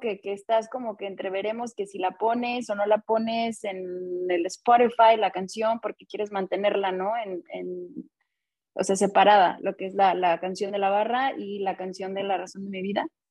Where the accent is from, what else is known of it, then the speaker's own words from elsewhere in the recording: Guadalajara, Jalisco, Mexico; now in Los Angeles, United States; crecimos en Guadalajara también, yendo al estadio cada 15 días